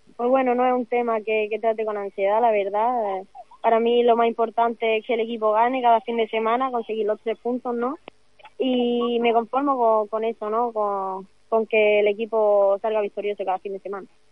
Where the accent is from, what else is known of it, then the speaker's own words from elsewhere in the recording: Málaga, Andalusia, Spain; soy de aquí de Málaga, de un pueblecito pequeño, de de, de aquí de la costa marina